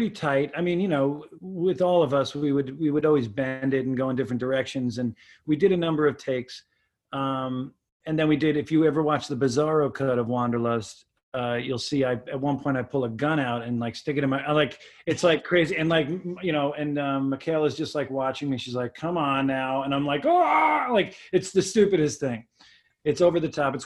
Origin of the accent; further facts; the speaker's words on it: West Islip, New York, United States; moved away; I grew up on Long Island